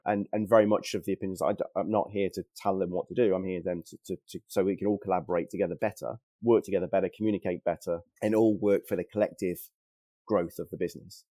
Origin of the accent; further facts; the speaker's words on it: Worcester, West Midlands, United Kingdom; I'm from Worcester originally